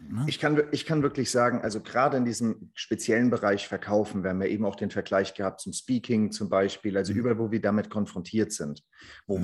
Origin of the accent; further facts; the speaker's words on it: Frankfurt, Hesse, Germany; ich komme ja auch aus Frankfurt